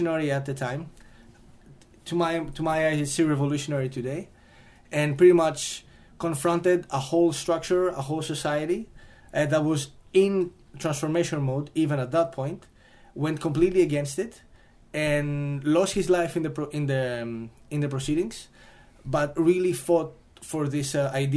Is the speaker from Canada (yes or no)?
no; Greece; Greece, since this is my home country